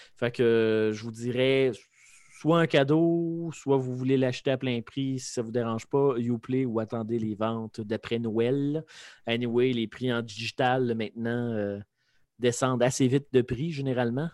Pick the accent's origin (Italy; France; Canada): Canada; Lévis, Quebec; je viens de Lévis